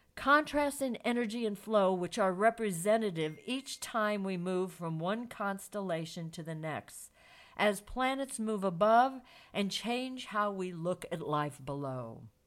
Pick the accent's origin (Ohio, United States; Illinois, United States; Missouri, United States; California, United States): Missouri, United States; St. Louis; Saint Louis, my hometown